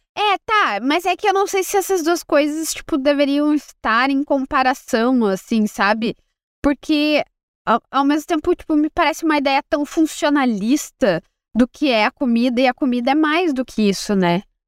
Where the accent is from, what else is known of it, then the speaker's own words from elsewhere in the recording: interior of Rio Grande do Sul, Brazil; eu sou do interior do Rio Grande do Sul